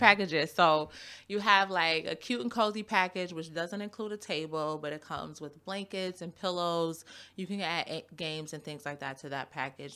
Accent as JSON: {"language": "English", "town": "Buffalo", "region": "New York", "country": "United States", "tie": "born or raised there", "also_born_or_lived": "Cheektowaga", "said": "I was born and raised in Buffalo. My mom moved me to Cheektowaga"}